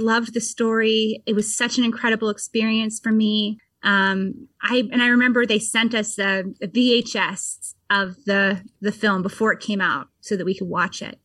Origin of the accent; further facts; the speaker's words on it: Vermont, United States; I grew up in Vermont and in a pretty rural